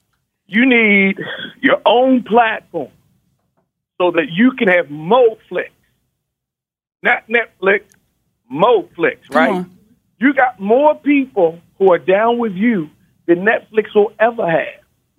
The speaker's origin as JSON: {"language": "English", "town": "Baltimore", "region": "Maryland", "country": "United States", "said": "I'm from Baltimore."}